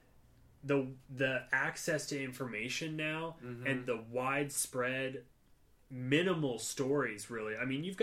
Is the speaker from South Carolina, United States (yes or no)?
no; Middletown, Ohio, United States; growing up in Middletown